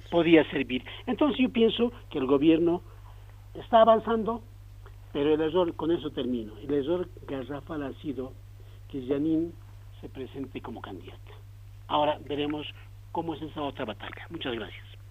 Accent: Bolivia; yo soy boliviano

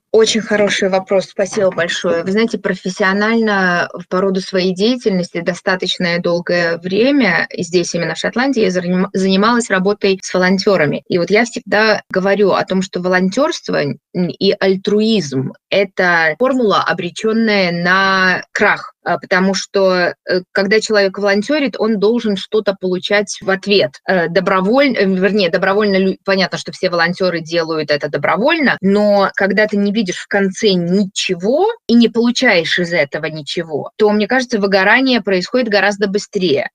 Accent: Minsk, Belarus; now in Scotland, United Kingdom; Я родом из Минска, Э, уехала очень давно

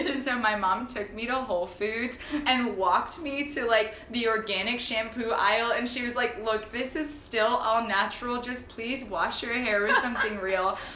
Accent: Pacific Northwest, United States; I'm like from the Pacific Northwest and just like fall for all things crunchy.

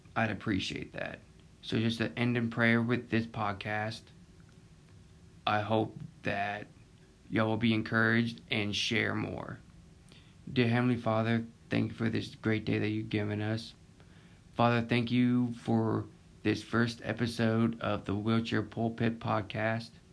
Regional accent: Pensacola, Florida, United States; also born or lived in Pace, Florida; I was born in Pensacola, Florida, and I live in Pace, Florida, just a couple minutes away from Pensacola

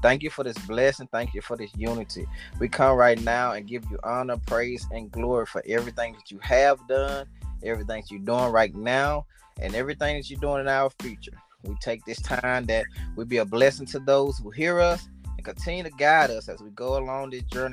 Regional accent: Utica, Mississippi, United States; also born or lived in New Orleans, Louisiana; we had family too in Mississippi, and it was Utica, Mississippi.

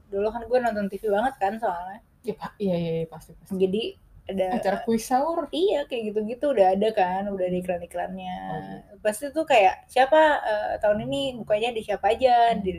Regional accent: United Kingdom; Soalnya gue kan dulu kecilnya di UK.

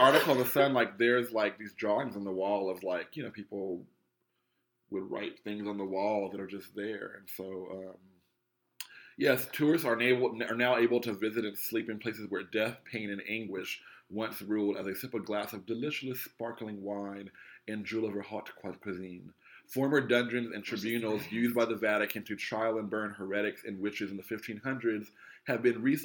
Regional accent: United States; I'm African American

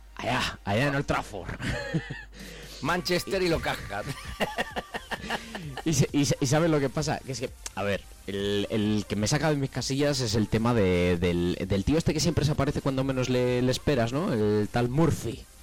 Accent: Castile and León, Spain; nosotros somos del norte

